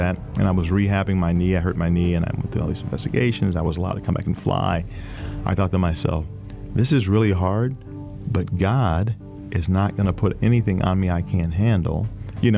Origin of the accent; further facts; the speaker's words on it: Texas, United States; Growing up in Texas with a big brother a year older than me